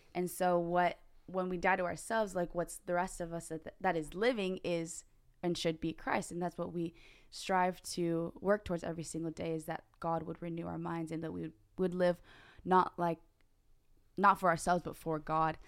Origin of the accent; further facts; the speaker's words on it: Morgan Hill, California, United States; Uh, born and raised in Morgan Hill, California